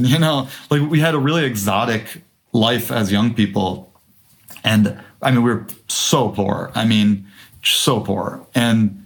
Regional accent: Detroit, Michigan, United States; I grew up in Detroit

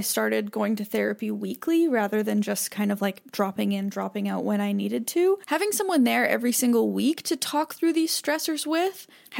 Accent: Manitoba, Canada; moved away; you were in Manitoba in basically my hometown.

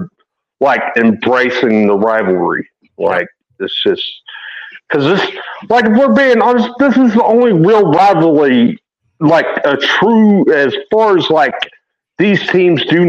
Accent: East Texas, United States; I am East Texan through and through

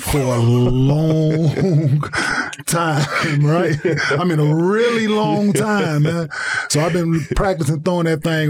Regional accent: Dallas, Texas, United States; also born or lived in Saginaw, Michigan; I was born in Saginaw, Michigan. I was raised in Dallas, but I was born in Saginaw, Michigan.

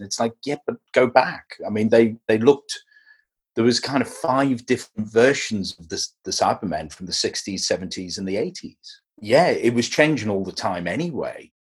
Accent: Liverpool, North West England, United Kingdom; I grew up in Liverpool

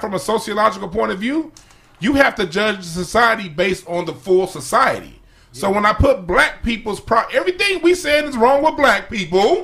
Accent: Los Angeles, California, United States; where I grew up on Crenshaw Rodeo

